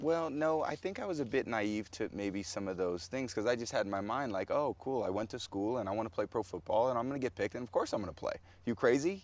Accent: California, United States; When I was a boy growing up in California

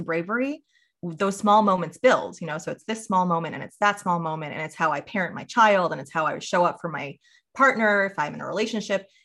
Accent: New York, United States; I grew up in New York

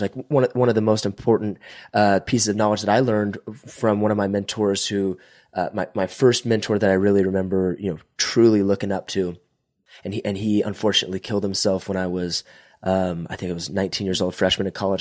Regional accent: Visalia, California, United States; I'm from Visalia, California, which is about an hour between Bakersfield and Fresno

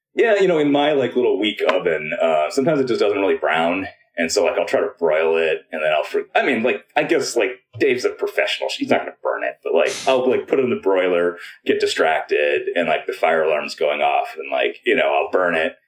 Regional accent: United States; I'm Chinese American

